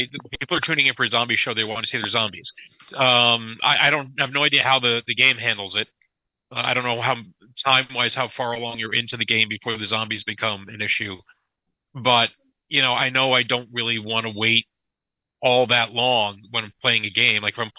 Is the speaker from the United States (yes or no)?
yes; Detroit, Michigan, United States; You know, so I'm from Detroit. You know, it's in Michigan. So I know where Detroit is.